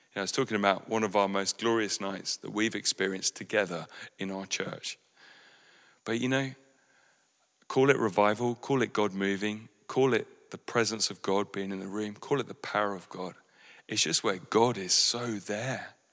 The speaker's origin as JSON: {"language": "English", "area": "West Sussex", "region": "South East England", "country": "United Kingdom", "said": "what is cultural to us as British West Sussex people"}